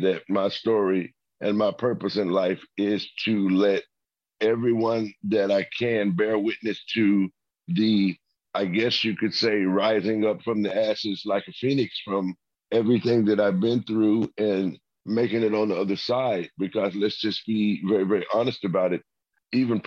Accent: Memphis, Tennessee, United States; I'm from Memphis, Tennessee

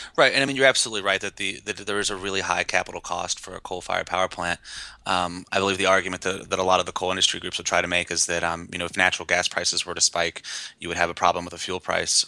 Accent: West Virginia, United States; I grew up in West Virginia, not in the coal fields

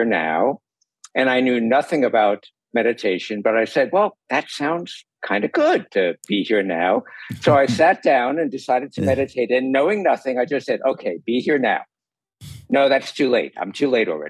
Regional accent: New York, United States; now in California, United States; I grew up in New York.

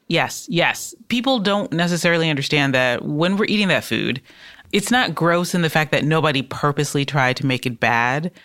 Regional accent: Detroit, Michigan, United States; I'm from Detroit.

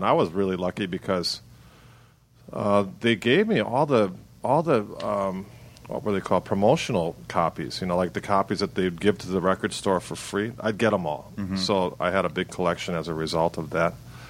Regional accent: Milwaukee, Wisconsin, United States; I had the same experience, like growing up in Milwaukee.

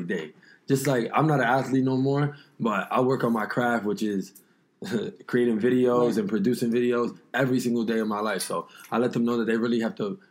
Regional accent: New York, United States; I'm from New York

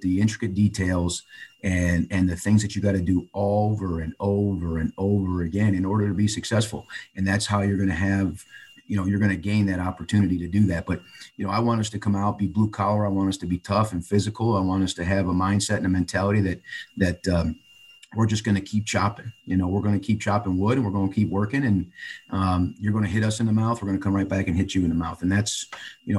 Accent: just outside of Chicago, Illinois, United States; I grew up just outside of Chicago

